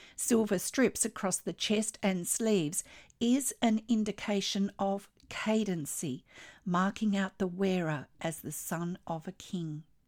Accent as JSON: {"language": "English", "country": "Australia"}